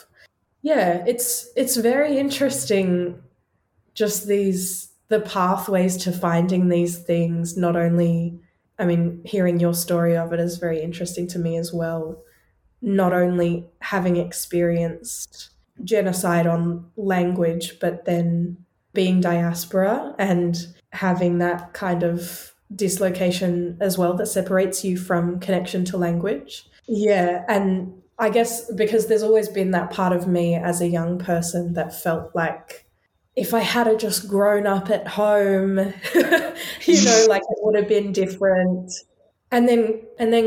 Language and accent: English; Australia; So I was born and raised in Australia